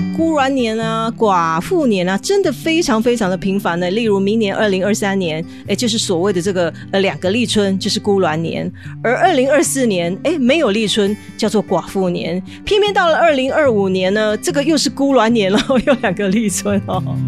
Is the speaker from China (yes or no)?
no; Taiwan; 我们台湾人